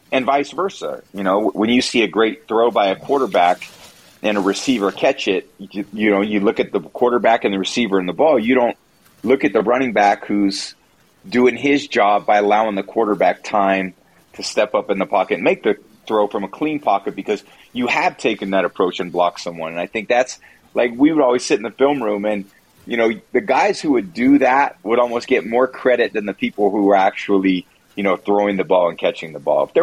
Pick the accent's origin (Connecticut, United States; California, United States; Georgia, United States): California, United States; San Francisco Bay Area; born or raised there